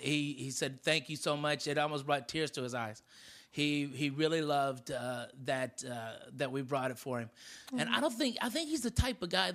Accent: Arkansas, United States; I was from Arkansas

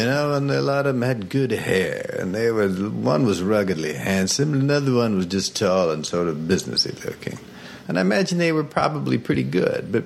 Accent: Iowa, United States; born or raised there

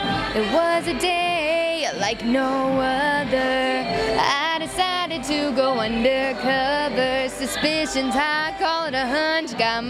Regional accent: Virginia, United States; I'm actually from Virginia, the opposite side of the United States.

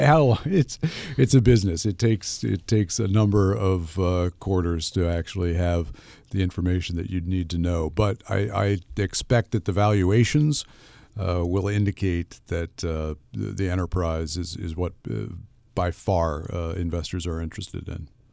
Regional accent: United States; as an American consumer

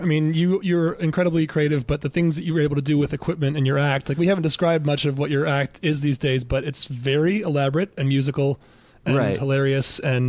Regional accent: Michigan, United States; moved away as an adult; also born or lived in San Francisco / Portland; I grew up in Michigan, and then I found my way out to San Francisco during the first dot-com boom, and then moved to Portland in 2001 and was there for almost 10 years.

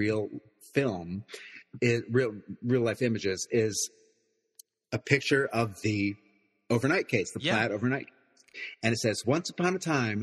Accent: Hudson Valley, New York, United States; now in New York City, United States; I grew up in the Hudson Valley

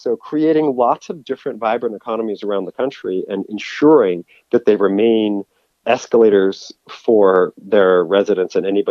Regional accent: San Francisco, California, United States; I was raised in San Francisco and my dad still lives there and I still have a lot of love for the place.

